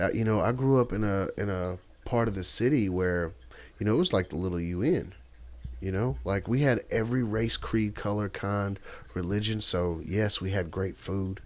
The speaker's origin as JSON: {"language": "English", "town": "Nashville", "region": "Tennessee", "country": "United States", "said": "I'm from Nashville, Tennessee. Love my city."}